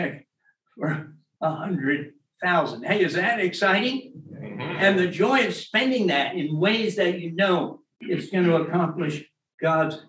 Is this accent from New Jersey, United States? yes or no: yes; New Jersey, United States; moved away; also born or lived in England; I'm from New Jersey